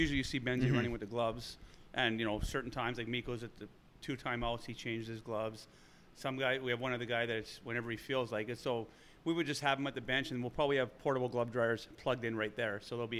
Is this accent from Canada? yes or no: yes; Winnipeg, Manitoba, Canada; moved away as an adult; also born or lived in Phoenix, Arizona; now in Minnesota, United States; I'm from Winnipeg. My wife's from Winnipeg.